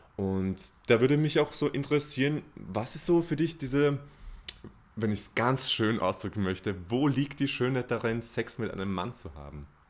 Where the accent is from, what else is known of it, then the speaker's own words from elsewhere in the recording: Austria; bei uns in Österreich.